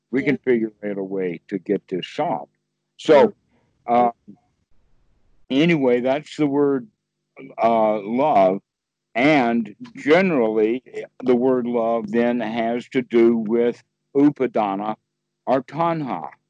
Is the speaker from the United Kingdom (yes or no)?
no; Sweden; English is a second language; I'm from Sweden, you know.